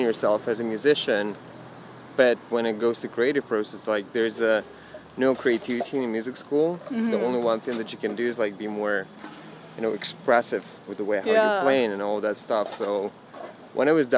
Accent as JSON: {"language": "English", "town": "Engels", "region": "Saratov Oblast", "country": "Russia", "tie": "born or raised there", "moved": "as an adult", "said": "I was born in Engels, Russia, and I actually grew up there."}